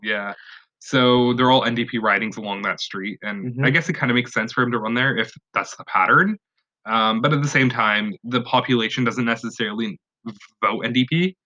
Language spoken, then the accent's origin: English; Vancouver, British Columbia, Canada; I grew up in Vancouver